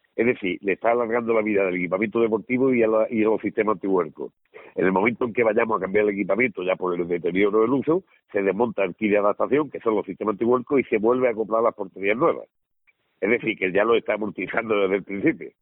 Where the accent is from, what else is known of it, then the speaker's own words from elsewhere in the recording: Málaga, Andalusia, Spain; soy malagueño, nacimiento malagueño